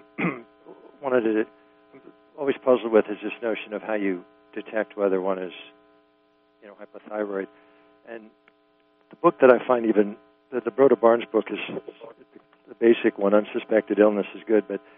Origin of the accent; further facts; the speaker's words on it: East Coast, United States; I'm from the East Coast